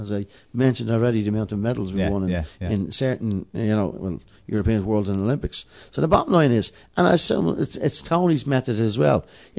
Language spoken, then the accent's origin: English; Dublin, Leinster, Ireland; I'm from Dublin 12.